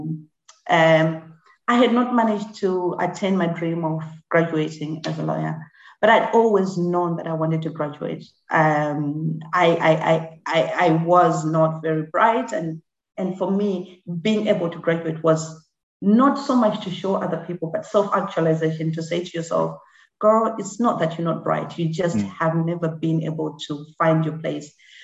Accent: Harare, Zimbabwe; first language Shona; English is a second language; also born or lived in Masvingo, Zimbabwe; now in United Kingdom; I was born in Mbare.

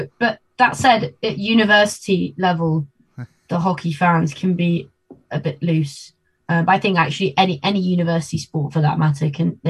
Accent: Argentina; born there; Yeah, I was. I was born in Argentina.

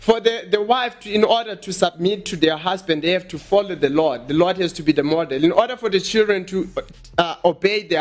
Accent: Eastern Cape, South Africa; now in Johannesburg, South Africa; I grew up in Eastern Cape, in rural areas.

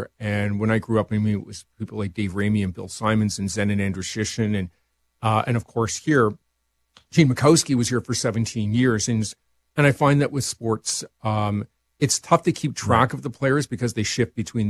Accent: Toronto, Ontario, Canada; now in Regina, Canada; But I grew up in Toronto, and I do have a real soft spot for the Argos.

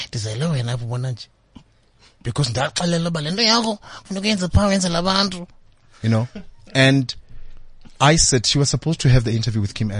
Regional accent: Limpopo, South Africa; you know, I'm doing my honors. I'm from Limpopo.

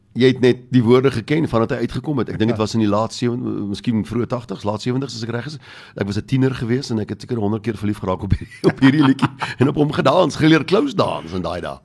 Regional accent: South Africa; ons is maar 'n klein minderheidskultuur

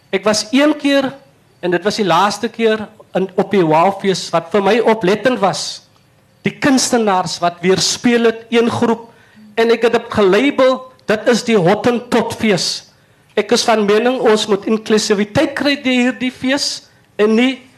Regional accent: Stellenbosch, Western Cape, South Africa; ek is hier van Stellenbosch

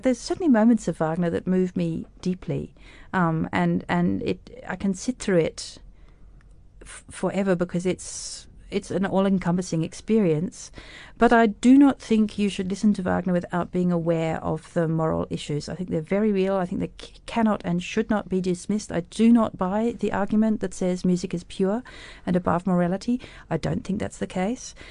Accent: Tasmania, Australia; moved away as an adult; also born or lived in Cape Town, South Africa / Germany; now in Berlin, Germany; I grew up as a South African in Australia

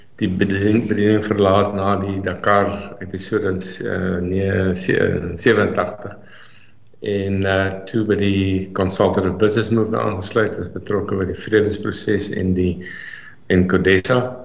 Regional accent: South Africa

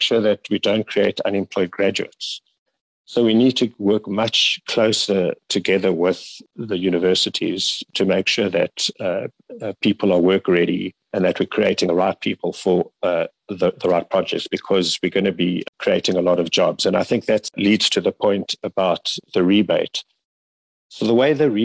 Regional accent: South Africa; we as South African creatives

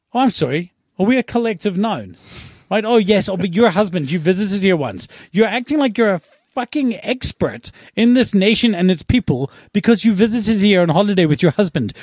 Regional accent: South Africa; we are business owners from South Africa

